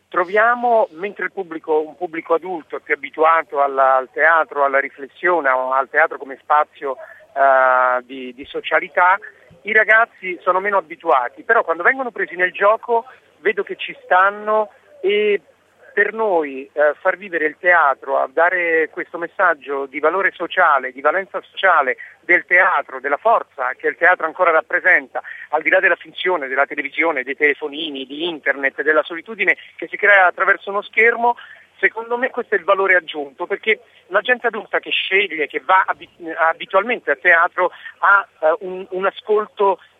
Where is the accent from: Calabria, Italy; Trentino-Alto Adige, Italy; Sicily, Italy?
Calabria, Italy; also born or lived in Rome; Eh, sono nato a Roma, ma in realtà sono di adozione calabrese e quindi in realtà sono stato fino a vent'anni in Calabria